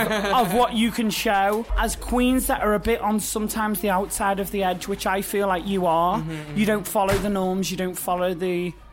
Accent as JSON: {"language": "English", "town": "Liverpool", "region": "North West England", "country": "United Kingdom", "said": "I'm from Liverpool"}